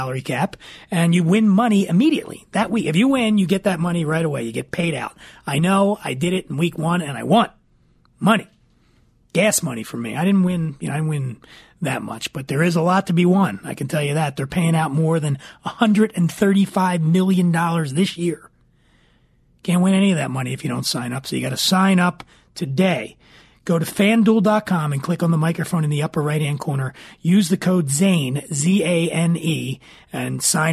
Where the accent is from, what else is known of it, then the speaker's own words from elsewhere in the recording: Philadelphia, Pennsylvania, United States; I'm from Philly.